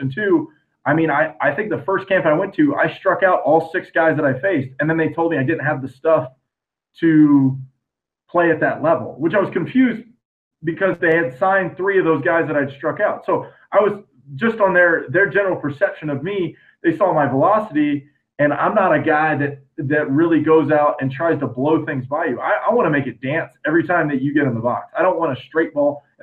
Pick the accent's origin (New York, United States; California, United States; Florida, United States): Florida, United States; I'm from the small town of Florida